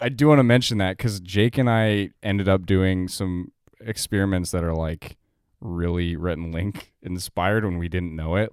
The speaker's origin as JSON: {"language": "English", "town": "Denver", "region": "Colorado", "country": "United States", "said": "I'm from Denver"}